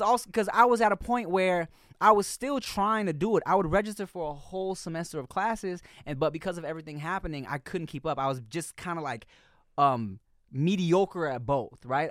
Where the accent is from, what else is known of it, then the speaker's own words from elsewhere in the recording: Long Beach, California, United States; I was from Long Beach